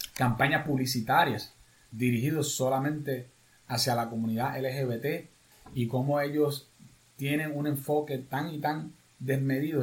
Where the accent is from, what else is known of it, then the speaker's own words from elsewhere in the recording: Puerto Rico; ya somos más puertorriqueños en Estados Unidos